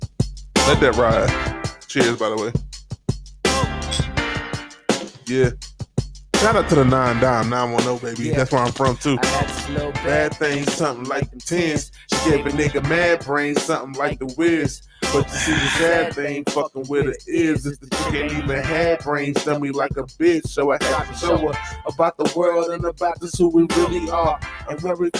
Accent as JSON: {"language": "English", "area": "Robeson County", "region": "North Carolina", "country": "United States", "tie": "born or raised there", "said": "I grew up in Robinson County"}